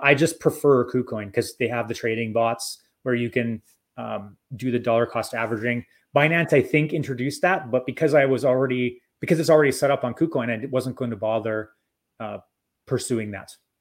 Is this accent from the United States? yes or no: no; Canada; I'm Canadian